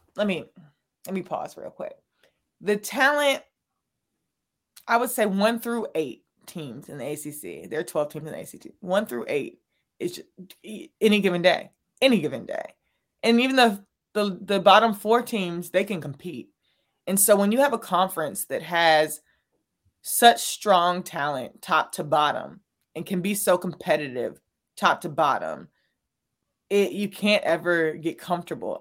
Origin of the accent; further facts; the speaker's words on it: Raleigh, North Carolina, United States; I'm from Raleigh, so I got to see Coach K Yao, Sylvia Hatchell, you know, Don Staley down the street actually playing. But I grew up around women's basketball